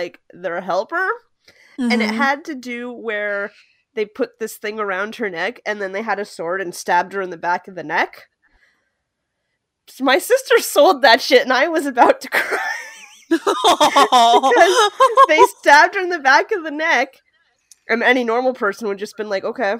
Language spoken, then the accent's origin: English; Canada; Us Canadians